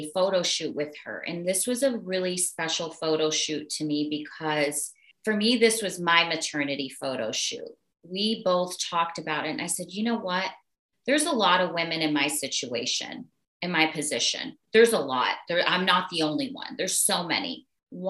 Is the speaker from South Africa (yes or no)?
no; Arkansas, United States; moved away; I grew up in Arkansas